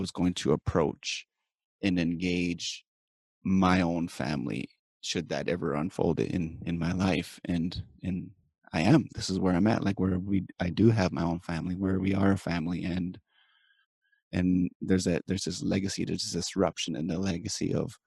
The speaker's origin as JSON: {"language": "English", "area": "Cree Nation", "region": "Saskatchewan", "country": "Canada", "tie": "born or raised there", "said": "I'm from Pamaker Cree Nation, which is in the prairies of Saskatchewan, the prairies of Canada. And I was raised here"}